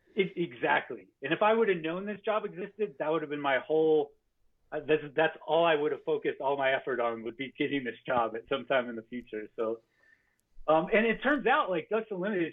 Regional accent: Farmington, New Mexico, United States; born or raised there

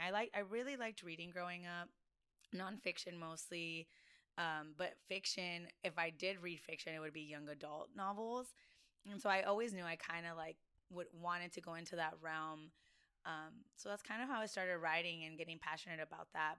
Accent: Del Rio, Texas, United States; moved away as an adult; also born or lived in San Antonio, Texas; now in Austin, United States; I'm originally from Del Rio, Texas, which is um, Southwest Texas

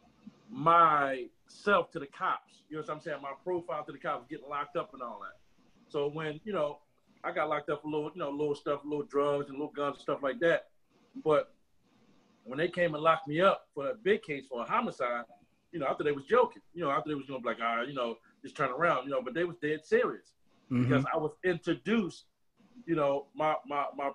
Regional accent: Philadelphia, Pennsylvania, United States; I'm from Germantown, man, Haines Street, Fort Deuce

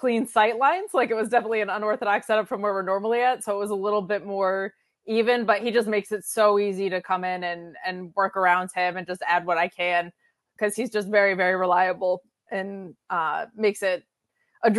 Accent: Binghamton, New York, United States; moved away; go back to my hometown once a month or so

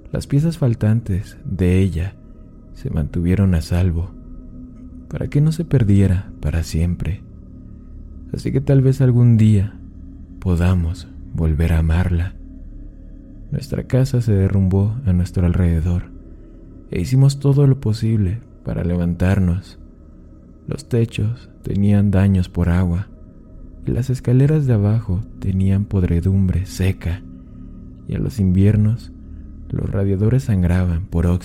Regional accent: Mexico; Yo, yo también soy de México y ella ama el contenido

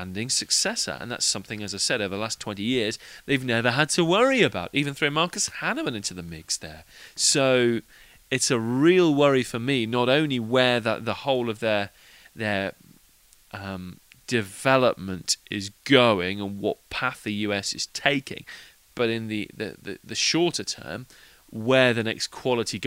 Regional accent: England, United Kingdom; being an Englishman.

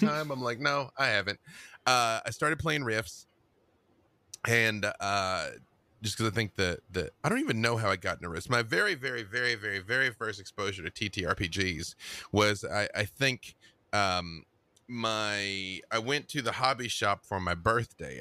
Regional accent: Little Rock, Arkansas, United States; moved away as an adult; also born or lived in Atlanta, Georgia; now in Los Angeles, United States; I am from Little Rock, Arkansas

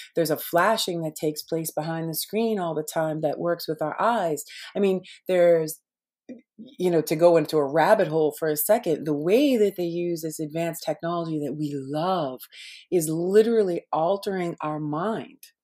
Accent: Boston, Massachusetts, United States; I grew up in Boston, right? I lived one block away from Paul Revere's

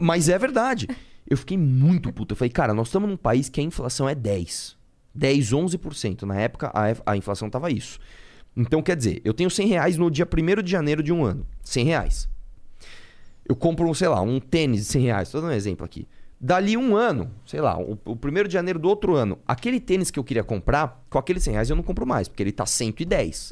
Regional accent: São Paulo, Brazil; Nasci em São Paulo. Tá. Eu estudei no Colégio Lumiere, aqui na Zona Leste

